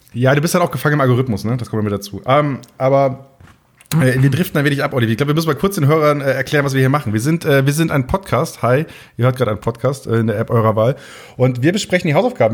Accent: Möhlenwarf, Lower Saxony, Germany; accent: Plattdeutsch; now in Munich, Germany; ich komme ja aus Möhlenwaff, gebürtig, so heißt das Dörfchen

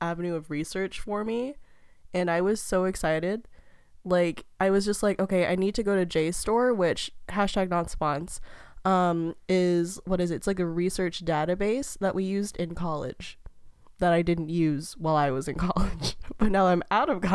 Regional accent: San Diego, California, United States; I'm from San Diego.

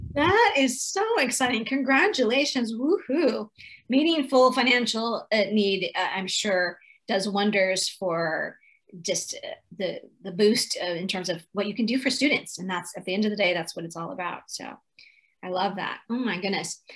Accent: California, United States; I'm from California

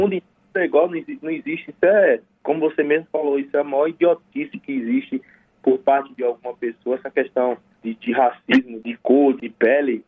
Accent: Juazeiro, Bahia, Brazil; a gente é de Juazeiro, mas a gente nasceu e foi criado em um lugar chamado Salitre, que é distrito aqui da cidade de Juazeiro.

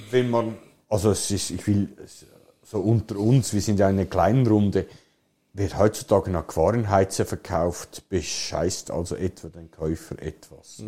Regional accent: Switzerland; bei uns in der Schweiz

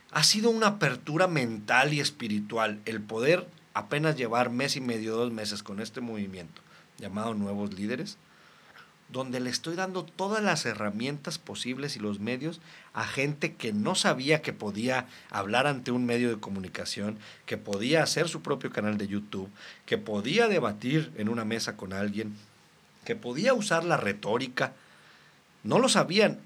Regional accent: Reynosa, Tamaulipas, Mexico; Soy de Reynosa, Tamaulipas, desde mis tatarabuelos

